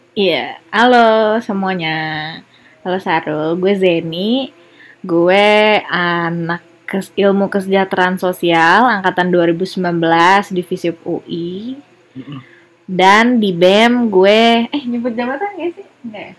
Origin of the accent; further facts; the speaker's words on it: Serang, Banten, Indonesia; keluarga aku dari Serang dan hmm. besar di Serang